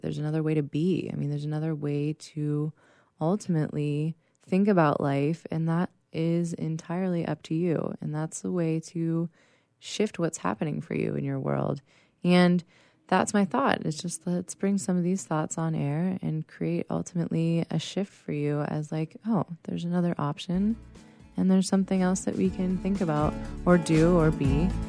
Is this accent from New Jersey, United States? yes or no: no; Pittsburgh, Pennsylvania, United States; now in San Diego, United States; I am originally from Pittsburgh, Pennsylvania